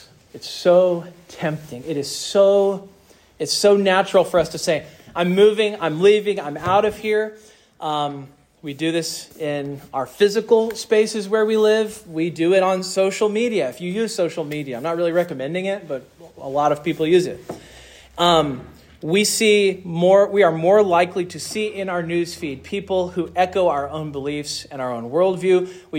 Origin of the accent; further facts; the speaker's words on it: Mississippi, United States; And I thought that I came from Mississippi.